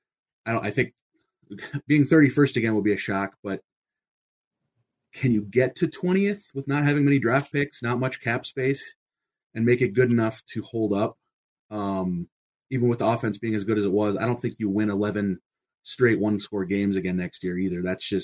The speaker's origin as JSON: {"language": "English", "region": "Minnesota", "country": "United States", "tie": "born or raised there", "moved": "yes", "lives_now": "Denver, United States", "said": "I'm out of Denver, so out here out west. So, grew up in Minnesota"}